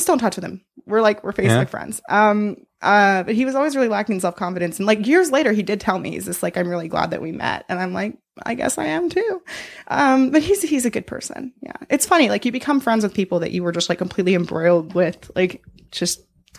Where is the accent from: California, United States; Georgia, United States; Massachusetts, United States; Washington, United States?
Massachusetts, United States; Boston; born or raised there